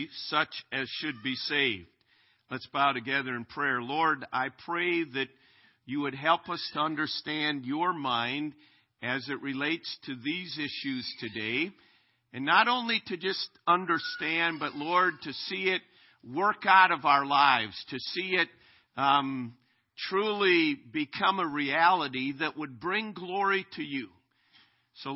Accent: Minnesota, United States; now in Chariton, United States; I am a Minnesota Twins fan growing up in Minnesota

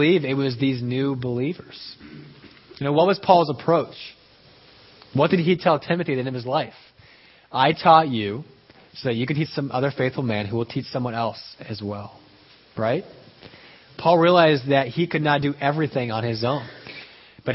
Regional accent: Peru; moved away; growing up in Peru, people still take siestas

